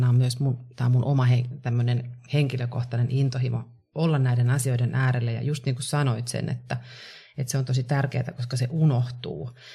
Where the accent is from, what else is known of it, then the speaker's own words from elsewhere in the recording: Kouvola, Kymenlaakso, Finland; now in Helsinki, Finland; Mä oon Kouvolasta kotoisin, tosin reilusti yli puolet asunut jo täällä Helsingissä